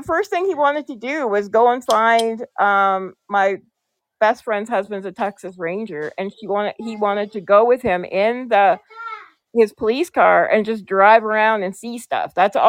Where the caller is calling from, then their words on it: Ontario, Canada; I'm calling from Ontario, Canada.